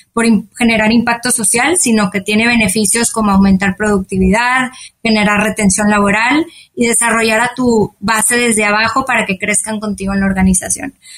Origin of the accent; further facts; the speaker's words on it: Monterrey, Nuevo León, Mexico; soy de Monterrey, México.